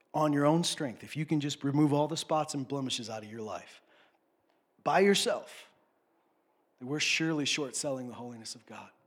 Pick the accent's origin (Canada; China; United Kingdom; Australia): Canada; I grew up in Saskatchewan, Alberta. This is where I grew up